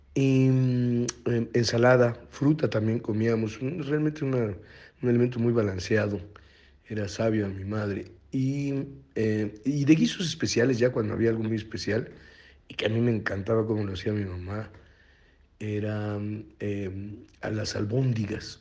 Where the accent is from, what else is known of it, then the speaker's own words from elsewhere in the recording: Monterrey, Nuevo León, Mexico; Soy regiomontano